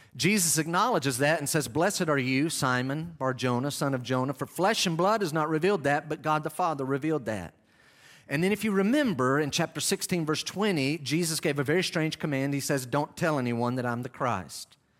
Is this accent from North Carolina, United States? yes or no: yes; North Carolina, United States; moved away; I'm from North Carolina